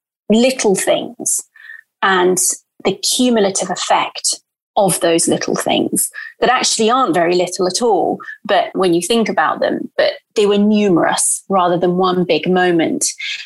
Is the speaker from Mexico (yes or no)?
no; Brazil; And I'm Brazilian. I grew up in Brazil.